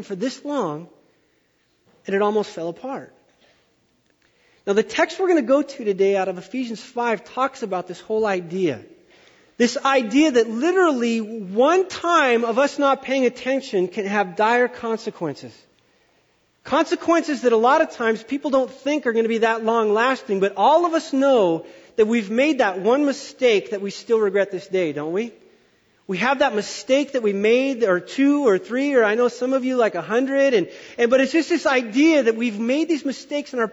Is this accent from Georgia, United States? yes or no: no; Wyoming, United States; I'm from Wyoming